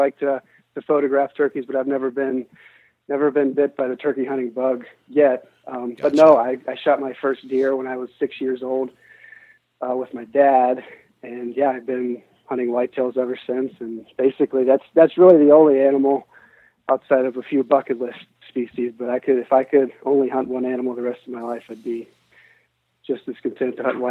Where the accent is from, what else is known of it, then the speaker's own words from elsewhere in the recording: United States; we come from the United States, and here in the Western world, I mean, there's just so much that we take for granted.